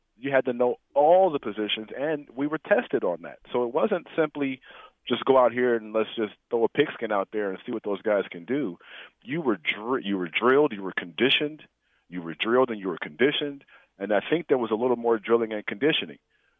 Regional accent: Nebraska, United States; And because they all know I came from Nebraska. They knew. Every Nebraska has a reputation.

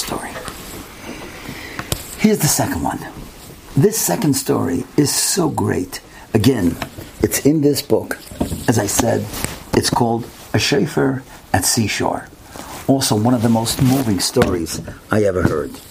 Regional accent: United States; I'm from America, I'm going back in 2-3 days.

